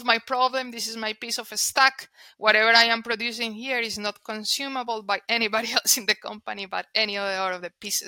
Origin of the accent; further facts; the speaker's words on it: Colombia; first language Spanish; English is a second language; moved away; I'm Colombian. Therefore, my first language is Spanish.